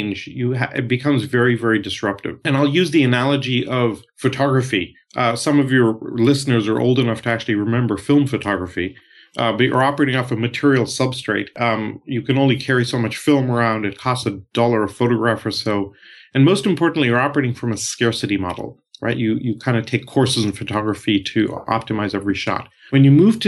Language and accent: English; India; moved away; also born or lived in Canada / Europe; And I'm Canadian, and I grew up originally from India.